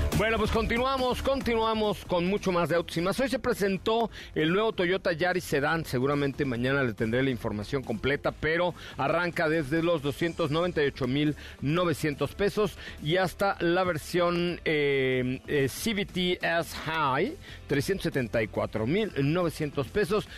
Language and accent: Spanish; Mexico; nuestro país